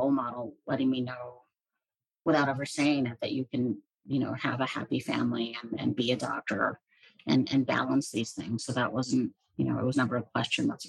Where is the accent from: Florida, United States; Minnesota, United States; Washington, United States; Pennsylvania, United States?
Pennsylvania, United States; Hershey; I grew up in central Pennsylvania. I was born in Hershey, Pennsylvania, where they make some chocolates